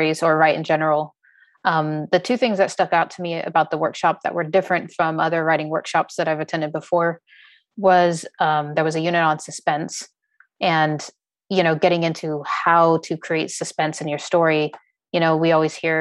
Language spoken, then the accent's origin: English; Nevada, United States; also born or lived in Subic Bay, Philippines; I spent most of my formative years there in Nevada